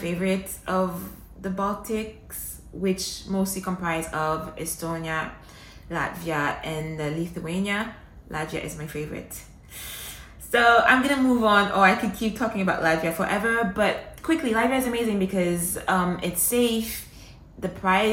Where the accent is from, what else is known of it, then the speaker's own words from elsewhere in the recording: Montreal, Quebec, Canada; now in United Arab Emirates; Montreal is home. That's my hometown. That's where I grew up.